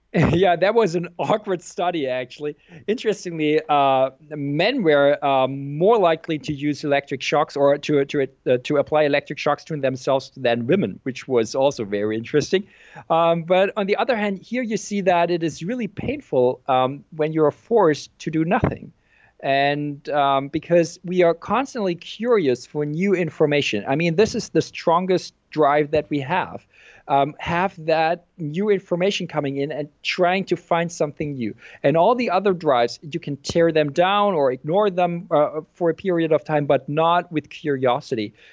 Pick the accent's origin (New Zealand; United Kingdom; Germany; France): Germany; also born or lived in Berkeley, United States / Frankfurt, Germany; I am from Germany.